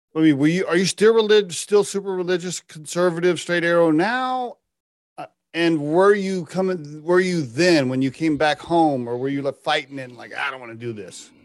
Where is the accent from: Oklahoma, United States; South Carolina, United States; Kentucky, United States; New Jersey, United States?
Oklahoma, United States; I grew up in Oklahoma